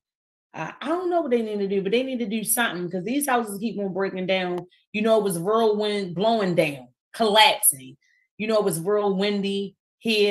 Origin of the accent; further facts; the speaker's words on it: Baltimore, Maryland, United States; I'm from East Baltimore